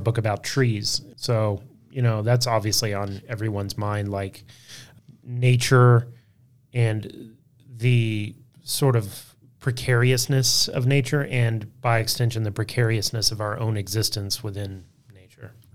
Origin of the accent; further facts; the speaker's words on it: Texas Panhandle, United States; I grew up in the Texas Panhandle too